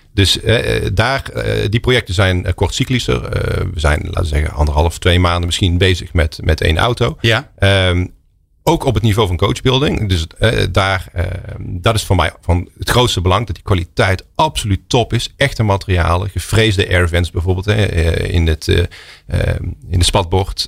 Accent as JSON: {"language": "Dutch", "town": "Oosterhout", "region": "North Brabant", "country": "Netherlands", "tie": "born or raised there", "also_born_or_lived": "Eindhoven / London", "moved": "yes", "said": "opgegroeid in Oosterhout, in Noord-Brabant."}